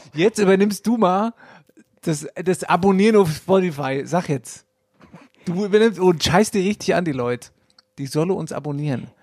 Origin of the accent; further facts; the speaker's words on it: Wetterau, Hesse, Germany; hier bei uns in der Wetterau